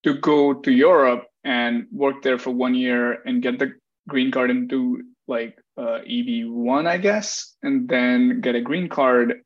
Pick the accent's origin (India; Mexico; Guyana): India; now in United States; I'm an Indian citizen